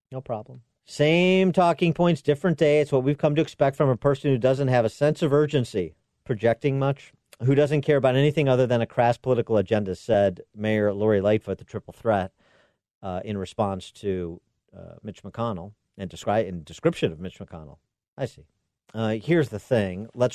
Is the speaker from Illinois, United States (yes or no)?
yes; Illinois, United States; my home state of Illinois.